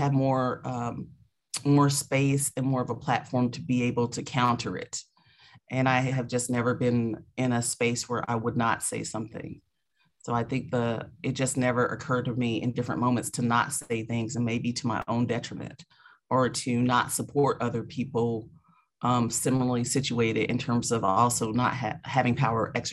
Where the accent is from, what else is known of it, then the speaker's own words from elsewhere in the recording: Spartanburg, South Carolina, United States; moved away as an adult; also born or lived in Seattle; now in Atlanta, United States; I was raised in South Carolina. So I absolutely consider myself to be a Southerner